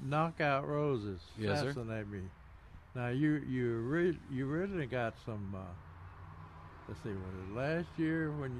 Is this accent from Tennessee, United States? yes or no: yes; Tennessee, United States; moved away; Dr. Sam McFadden in Saul, Tennessee, my hometown.